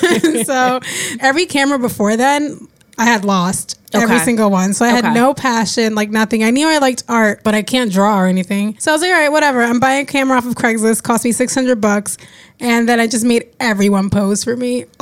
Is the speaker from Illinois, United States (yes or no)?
no; New Jersey, United States; Yeah. I'm a fake New Yorker, but I'm from Jersey.